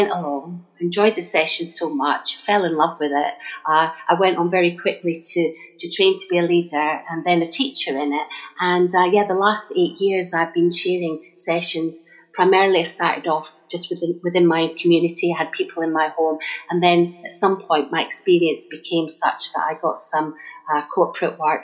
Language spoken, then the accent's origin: English; Scotland, United Kingdom; accent: Scottish; now in Stanmore, United Kingdom; I was born and bred in Scotland, but I've been living in Stanmore, northwest London, for the last 25 years. But you don't lose the accent.